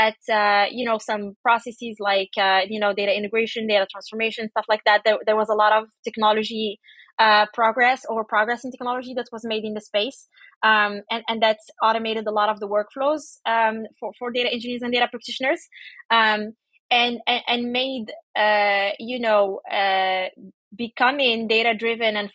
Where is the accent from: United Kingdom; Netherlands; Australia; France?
France; Paris, Île-de-France; moved away as an adult; I grew up in Paris